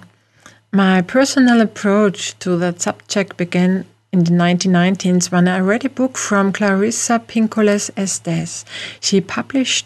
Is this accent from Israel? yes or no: no; Austria; accent: Austrian; English is a second language